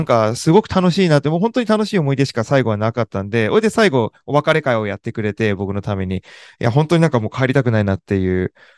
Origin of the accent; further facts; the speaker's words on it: Sagamihara, Kanagawa, Japan; moved away as an adult; also born or lived in United States / near Washington, D.C.; アメリカで生まれたんですけど、うん、すぐに日本に帰って、えー、9ヶ月で日本に帰ったんで、その時のことは何も覚えてないんですけど、そっから、えー、ずっと、えー、日本の、日本で育ち、あ東京、えー、神奈川県の相模原市というところで過ごして